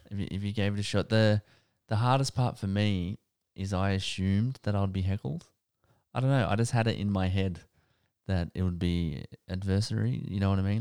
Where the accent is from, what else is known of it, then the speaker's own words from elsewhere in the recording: Wyong, New South Wales, Australia; I grew up in Wayang